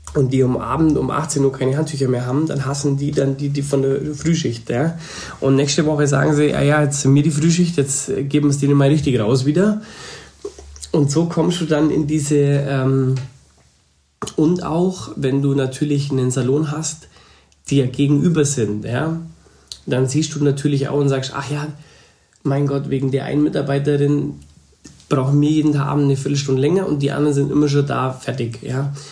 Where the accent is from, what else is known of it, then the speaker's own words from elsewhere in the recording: Upper Bavaria, Germany; ich bin eigentlich noch Oberbayer